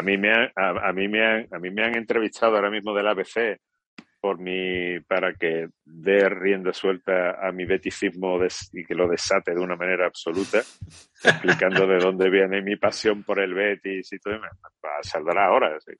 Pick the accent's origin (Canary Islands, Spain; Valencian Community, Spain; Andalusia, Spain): Andalusia, Spain; San Roque; mi arma secreta sanroqueña, mi paisano Manolo Mesa